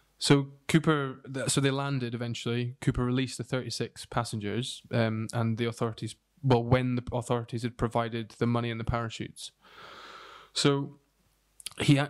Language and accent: English; United Kingdom; we are British